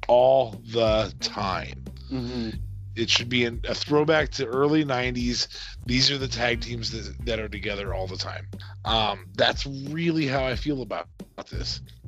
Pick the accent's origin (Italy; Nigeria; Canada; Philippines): Canada; Not the same. I'm Canadian. It's different.